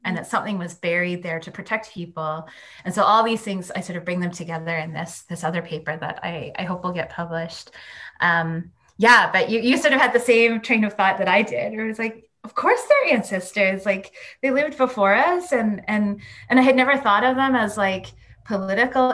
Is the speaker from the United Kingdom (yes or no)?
no; Edmonton, Alberta, Canada; I'm from Alberta. I'm from Edmonton. I have settler and Indigenous family in, you know, from and in Alberta. My mom is a white settler and my dad is Métis. And I grew up immersed in the oil economy of Alberta